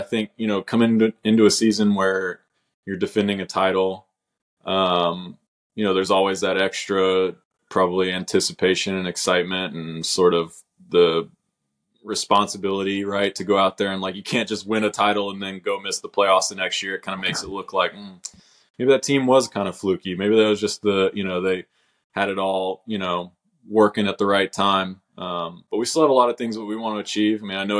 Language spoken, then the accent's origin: English; Oklahoma City, Oklahoma, United States; born and raised in Oklahoma City